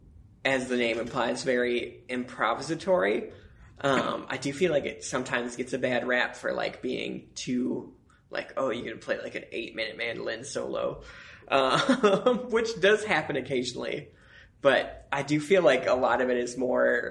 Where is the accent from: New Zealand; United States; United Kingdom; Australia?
United States; Colorado Springs, Colorado; also born or lived in Santa Fe, New Mexico / Denver, Colorado; I grew up in Colorado Springs